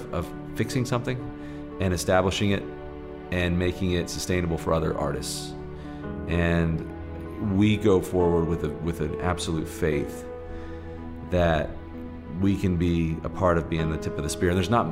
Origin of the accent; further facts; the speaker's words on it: Birmingham, Alabama, United States; I grew up in Birmingham, Alabama, of all places, and deep in the South